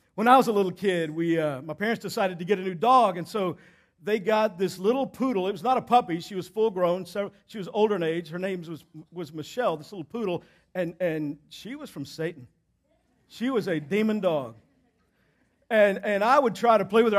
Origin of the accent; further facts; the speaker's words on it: Southeast Texas, United States; I grew up in Southeast Texas